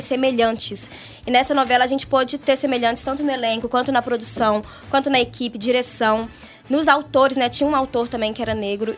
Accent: Brazil; nas escolas lá do, do São Geraldo, que é a região onde eu cresci.

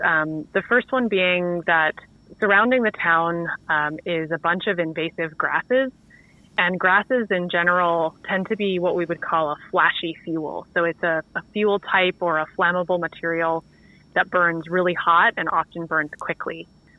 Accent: the Big Island, Hawaii, United States; now in Vancouver, Canada; I was born and raised in Hawaii on the Big Island

